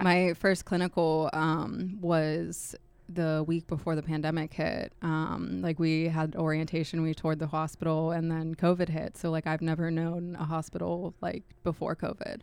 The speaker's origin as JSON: {"language": "English", "town": "Pittsburgh", "region": "Pennsylvania", "country": "United States", "tie": "born or raised there", "also_born_or_lived": "Edinboro, Pennsylvania", "moved": "as an adult", "said": "I grew up in Pittsburgh"}